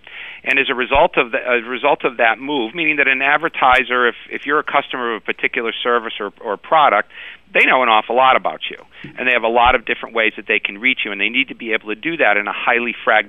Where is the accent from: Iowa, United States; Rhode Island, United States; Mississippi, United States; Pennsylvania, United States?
Rhode Island, United States; Providence; Providence, Rhode Island.